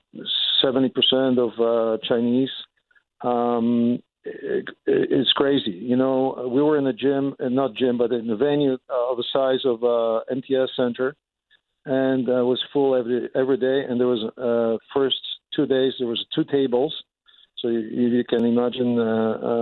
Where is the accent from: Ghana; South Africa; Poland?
Poland; moved away as an adult; also born or lived in Germany; now in Winnipeg, Canada; I'm originally from Poland